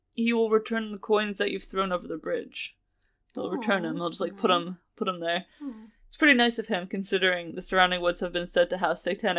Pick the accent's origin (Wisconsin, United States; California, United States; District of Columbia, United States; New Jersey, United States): New Jersey, United States; I'm from Central Jersey